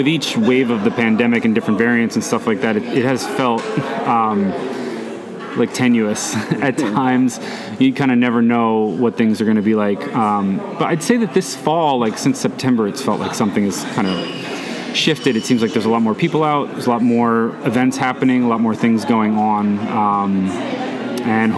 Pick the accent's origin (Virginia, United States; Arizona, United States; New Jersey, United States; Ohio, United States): New Jersey, United States; Allendale; also born or lived in Brooklyn, New York / New York City; now in Jersey City, United States; my parents moved us to Bergen County, to Allendale, New Jersey. And I grew up there.